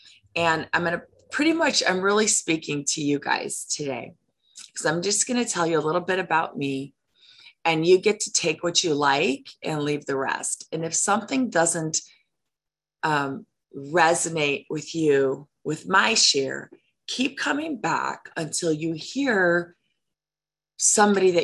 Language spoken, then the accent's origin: English; Chicago, Illinois, United States; I grew up in Chicago